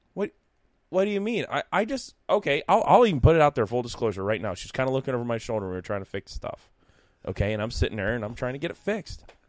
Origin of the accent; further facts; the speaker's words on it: Newark, United States; I'm from Newark